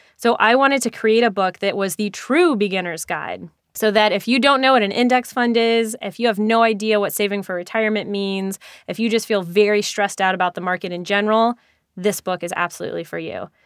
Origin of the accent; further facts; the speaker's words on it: New York, United States; a New Yorker myself